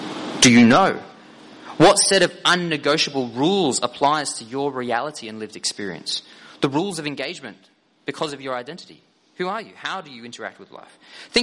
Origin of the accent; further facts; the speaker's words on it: Victoria, Australia; I identify as Aboriginal Torres Strait Islander. I identify as Aussie. I identify as a Gippslander or Tigers supporter.